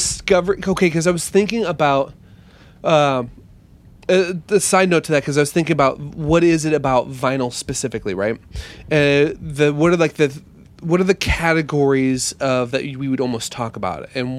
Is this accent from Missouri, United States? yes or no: no; Lincoln, Nebraska, United States; where I grew up in Nebraska.